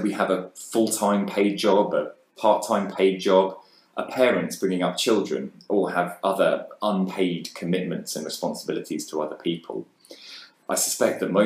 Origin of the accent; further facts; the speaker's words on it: Bishop's Stortford, East of England, United Kingdom; also born or lived in London; I grew up here in Bishops Stortford